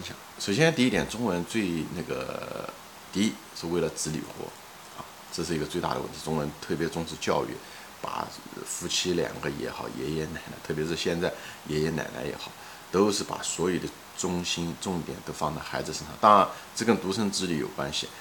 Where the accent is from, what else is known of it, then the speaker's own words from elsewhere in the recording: China; 作为一个中国人来讲